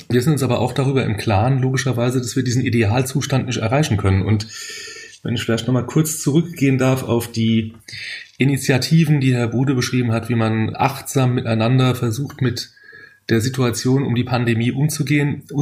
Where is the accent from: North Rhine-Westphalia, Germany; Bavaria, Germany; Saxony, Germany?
Saxony, Germany; Leipzig; Allerdings muss ich sagen, dass die Schlange als solche in meiner Heimatstadt Leipzig immer noch ein bisschen anders gesehen wird.